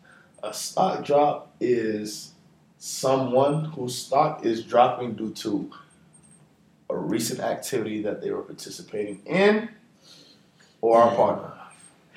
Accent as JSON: {"language": "English", "town": "Jacksonville", "region": "Florida", "country": "United States", "moved": "yes", "said": "I'm from Jacksonville, Florida"}